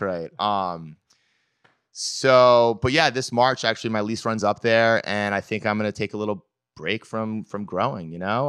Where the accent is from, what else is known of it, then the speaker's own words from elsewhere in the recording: Belgrade, Maine, United States; I was born in Maine, uh, a town called Belgrade.